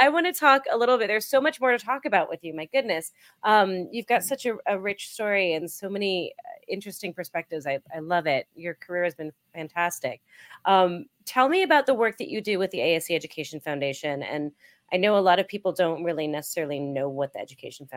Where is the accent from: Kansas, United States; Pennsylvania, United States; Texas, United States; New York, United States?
New York, United States; moved away; I'm from New York originally